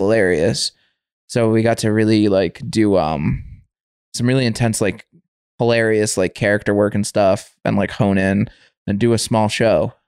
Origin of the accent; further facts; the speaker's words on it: Windham, United States; moved away as an adult; I grew up in Wyndham, so that's kind of my home base until we moved out here